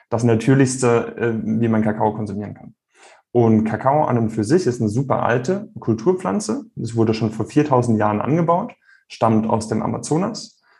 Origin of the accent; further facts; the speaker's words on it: Rhineland-Palatinate, Germany; Der Riesling aus meiner Heimat der Pfalz, der schmeckt nicht so wie der Riesling aus Kalifornien.